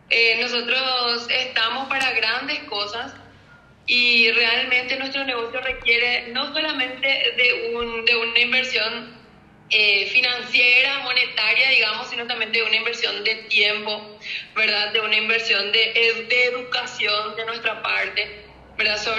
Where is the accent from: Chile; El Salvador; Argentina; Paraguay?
Paraguay; now in Spain; yo cuando vine de Paraguay, vine yo, quiero que esto de España?